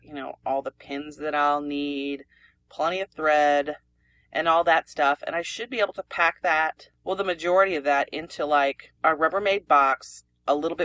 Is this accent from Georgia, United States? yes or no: no; Pennsylvania, United States; moved away; we're from Pennsylvania